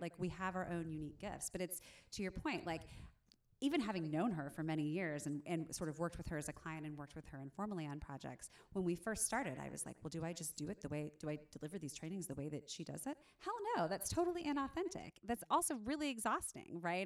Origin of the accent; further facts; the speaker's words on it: Southern Indiana, United States; moved away; I grew up in Southern Indiana